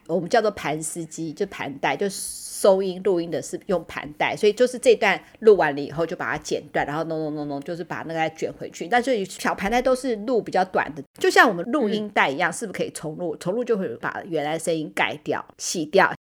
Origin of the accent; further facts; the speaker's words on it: Taiwan; 我其实就是一个土生土长的，的那个台湾人